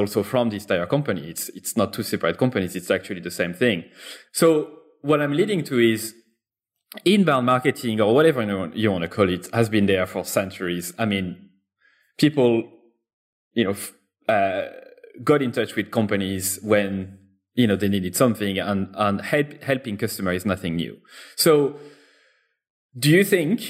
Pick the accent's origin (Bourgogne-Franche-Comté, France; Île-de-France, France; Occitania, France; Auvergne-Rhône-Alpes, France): Auvergne-Rhône-Alpes, France; Clermont-Ferrand; my hometown called Clermont, you know, Clermont-Ferrand in France.